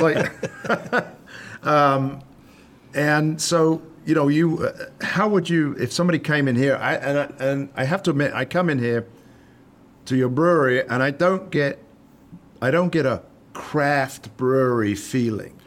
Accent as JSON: {"language": "English", "country": "United Kingdom", "moved": "yes", "lives_now": "United States", "said": "back to the old country"}